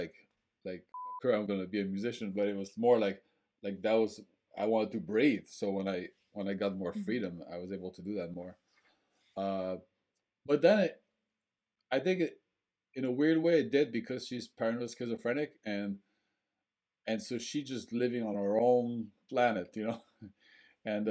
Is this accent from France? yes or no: yes; France; also born or lived in Bangor, Maine; now in Portland, United States; I was also growing up in French culture